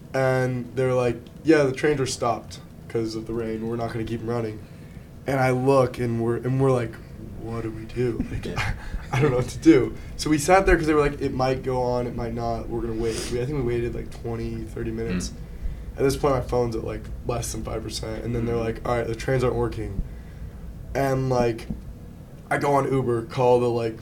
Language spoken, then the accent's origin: English; Newport Beach, California, United States; moved away as an adult; now in New York City, United States; Zach and I we're both from California